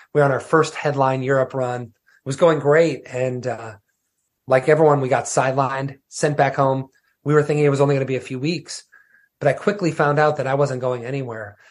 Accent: Wisconsin, United States; growing up in Wisconsin

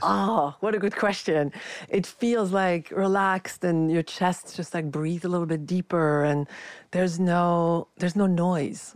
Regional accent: France; moved away; I was raised in France, very critical culture

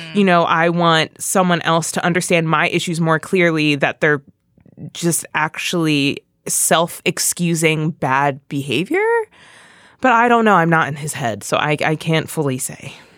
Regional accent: Philadelphia, Pennsylvania, United States; I'm from Philly

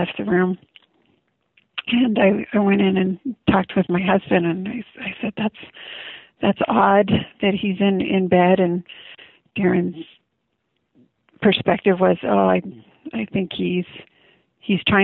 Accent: Vancouver Island, British Columbia, Canada; moved away as an adult; also born or lived in California; now in St. George, United States; I was raised on Vancouver Island, British Columbia, Canada. I left home when I was 18 and went down to California

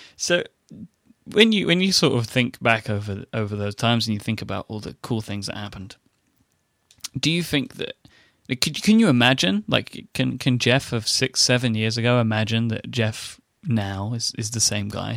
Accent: ExCeL, London, United Kingdom; it was sort of in my hometown, so I was there. It was in a huge exhibition center that we have called the X L

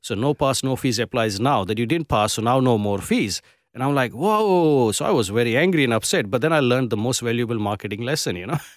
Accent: Gujarat, India; also born or lived in Mumbai, India; now in Perth, Australia; I come from Gujarat, which is a Gujarati community

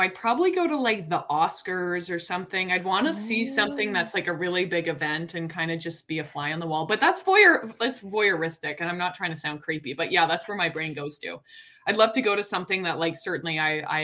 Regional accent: Calgary, Alberta, Canada; moved away as an adult; now in Toronto, Canada; I grew up in Calgary.

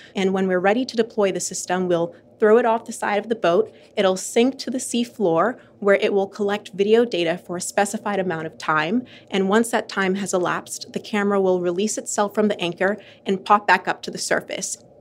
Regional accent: Bahamas; moved away; I'm from the Bahamas, which is an archipelago in the Caribbean of over 700 islands surrounded by absolutely beautiful turquoise water. And growing up there

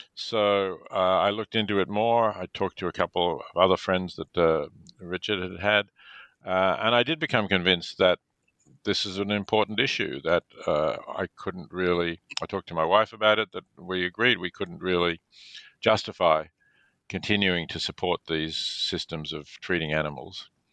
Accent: Melbourne, Victoria, Australia; I was born in Melbourne, Australia

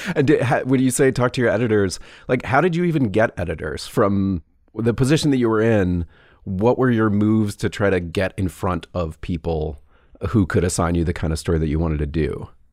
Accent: Atlanta, Georgia, United States; I grew up in Atlanta

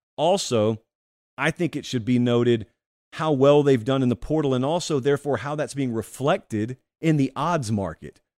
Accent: Georgia, United States; I'm from Georgia

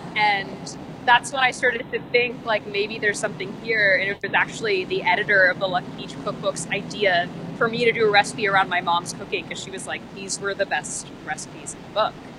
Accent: Dallas, Texas, United States; now in New York, United States; I'm from Texas

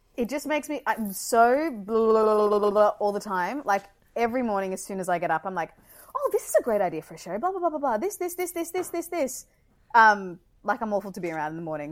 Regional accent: Brisbane, Queensland, Australia; moved away; I'm from Brizzy

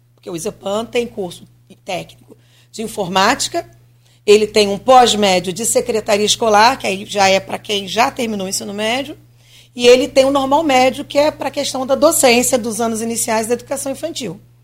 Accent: Rio de Janeiro, Brazil; moved away as an adult; now in Campos dos Goytacazes, Brazil; eu sou do Rio, então eu vou algumas vezes ao Rio

